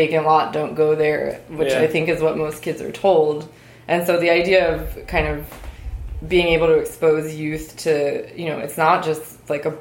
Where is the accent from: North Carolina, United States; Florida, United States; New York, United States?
New York, United States; New York City; now in Philadelphia, United States; I grew up in New York City, which was a much more manicured place.